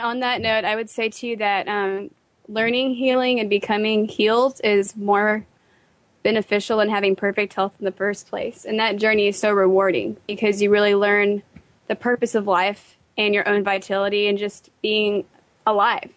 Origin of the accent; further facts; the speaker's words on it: Fort Worth, Texas, United States; I'm from Fort Worth, Texas, and um, in Tyler today.